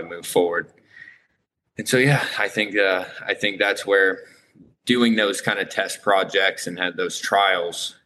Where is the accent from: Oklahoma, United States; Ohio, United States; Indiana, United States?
Indiana, United States; Lafayette; I am from Indiana, Lafayette, Indiana.